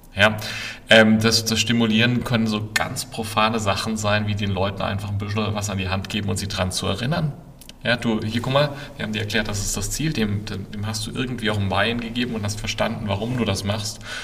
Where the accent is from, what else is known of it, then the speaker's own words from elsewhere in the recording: Würzburg, Bavaria, Germany; also born or lived in Berkeley; now in Ammersee, Germany; ich bin eigentlich gebürtiger Würzburger, wohne jetzt aber seit vielen Jahren außerhalb von München am Ammersee